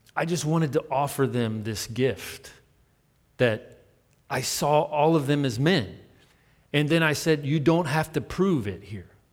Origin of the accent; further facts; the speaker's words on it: United States; I'm American